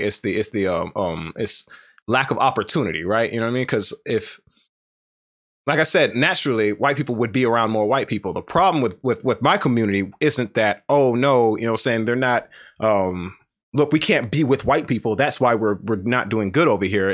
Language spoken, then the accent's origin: English; the South, United States; I'm from the South